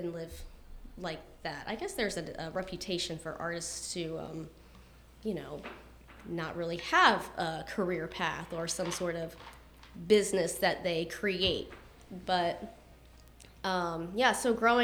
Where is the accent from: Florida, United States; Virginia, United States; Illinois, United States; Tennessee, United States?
Virginia, United States; Ashland; I grew up in the Ashland area, just right on the other side of the 95 exit, and went to high school at Patrick Henry